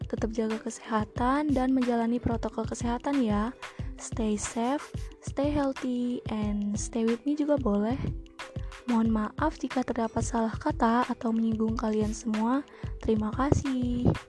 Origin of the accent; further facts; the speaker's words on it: Lampung, Indonesia; gue berasal dari Lampung.